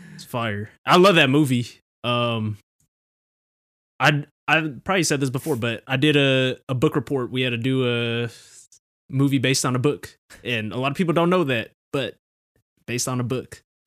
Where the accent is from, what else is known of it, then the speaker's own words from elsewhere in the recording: Philippines; we're both Filipino, and Filipino households